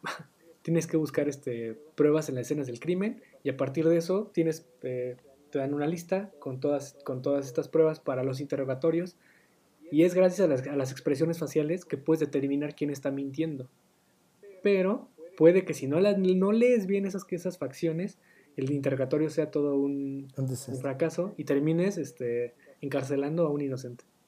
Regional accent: Mexico; nosotros como mexicanos

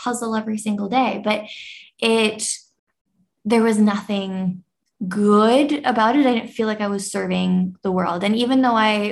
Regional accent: Canada; now in Bali, Indonesia; I am a Canadian living in Bali

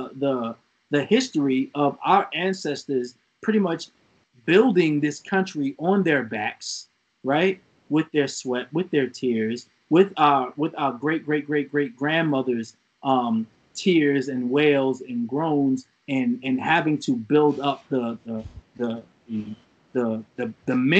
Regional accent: United States; I'm from this country. I was born here

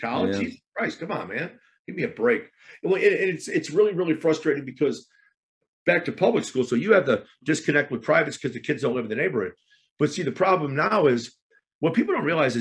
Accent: Chicago, Illinois, United States; moved away; I'm Irish, I'm from Chicago

